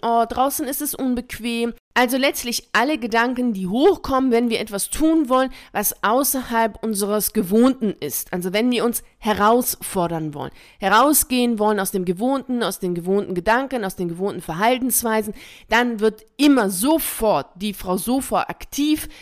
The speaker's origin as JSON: {"language": "German", "region": "Bremen", "country": "Germany", "tie": "born or raised there", "said": "Ich bin in Bremen aufgewachsen."}